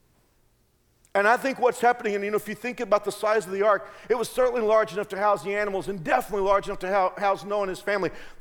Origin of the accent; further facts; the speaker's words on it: Texas, United States; now in Kansas, United States; I grew up in Texas